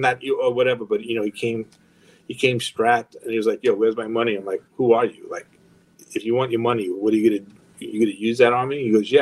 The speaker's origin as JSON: {"language": "English", "area": "Long Island", "region": "New York", "country": "United States", "tie": "born or raised there", "also_born_or_lived": "Los Angeles", "moved": "as an adult", "said": "growing up in Long Island"}